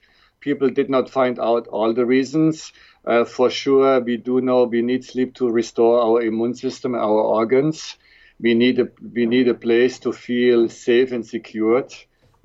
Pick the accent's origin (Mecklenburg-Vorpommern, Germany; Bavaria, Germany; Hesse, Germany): Hesse, Germany; Frankfurt; accent: German; English is a second language; moved away as an adult; also born or lived in Switzerland / Toronto, Canada / Dallas, United States; born and raised in Germany, in Frankfurt